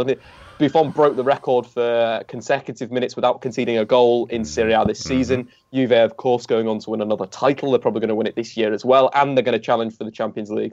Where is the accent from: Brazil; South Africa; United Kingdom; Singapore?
United Kingdom; England; we're English